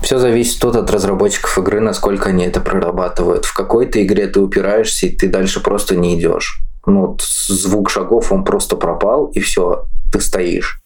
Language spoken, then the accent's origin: Russian; Orenburg, Orenburg Oblast, Russia; мне 25 лет, я из Оренбурга